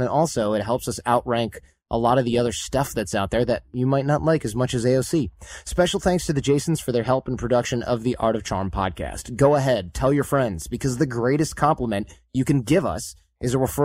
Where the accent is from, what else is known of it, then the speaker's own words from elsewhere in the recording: Michigan, United States; growing up in Michigan with blue collar parents